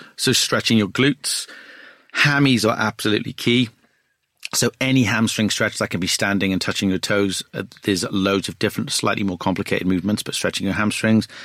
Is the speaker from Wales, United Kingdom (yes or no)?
yes; Wales, United Kingdom; I'm a Welsh guy.